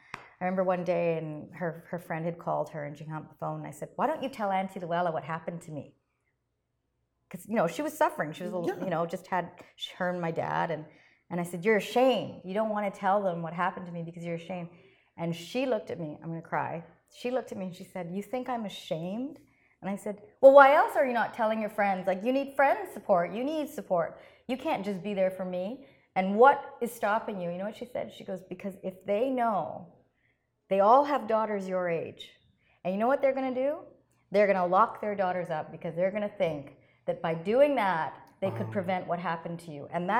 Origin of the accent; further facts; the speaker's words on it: Canada; I'm very much aware of my heritage, but this is my country. I'm Canadian